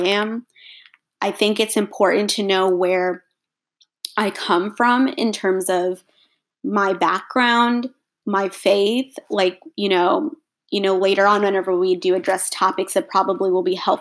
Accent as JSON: {"language": "English", "region": "Texas", "country": "United States", "tie": "born or raised there", "also_born_or_lived": "India", "said": "I was born in India. My family is Indian, if that wasn't clear. My parents and I moved to Texas. We moved to the United States when I was 15 months old."}